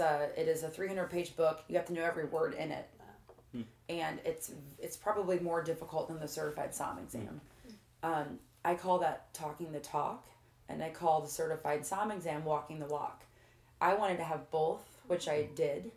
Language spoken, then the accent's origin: English; Granite City, Illinois, United States; I'm from Granite City, Illinois